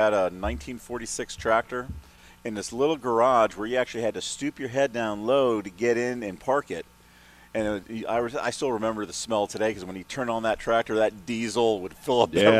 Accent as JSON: {"language": "English", "country": "Germany", "tie": "born or raised there", "said": "When I was young, I lived in Germany. I was born and raised in Germany."}